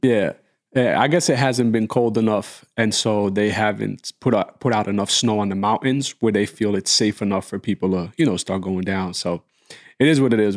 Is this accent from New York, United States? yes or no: yes; New York, United States; growing up in New York